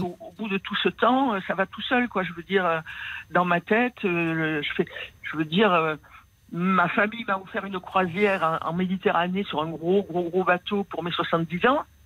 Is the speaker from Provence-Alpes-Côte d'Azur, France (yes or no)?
yes; Marseille, Provence-Alpes-Côte d'Azur, France; accent: Marseille; also born or lived in Paris; je suis né à Marseille. J'ai passé la plus grande partie de ma vie à Marseille.